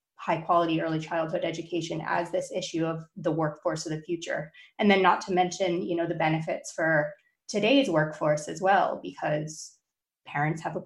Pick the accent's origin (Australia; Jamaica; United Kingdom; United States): United States; Northeast; I grew up in the Northeast and we're not from the South